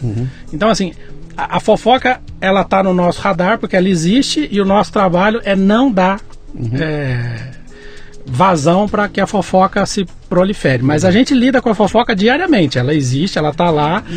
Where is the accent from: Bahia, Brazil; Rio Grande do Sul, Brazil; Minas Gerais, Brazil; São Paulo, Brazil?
Minas Gerais, Brazil; Muzambinho; moved away; eu sou caipira nascido em Muzambinho, Minas Gerais.